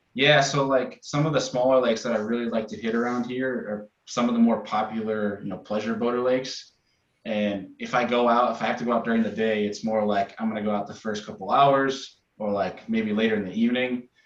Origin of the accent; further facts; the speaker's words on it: Rochester, New York, United States; now in Buffalo, United States; I grew up in Rochester, kind of in the middle of everything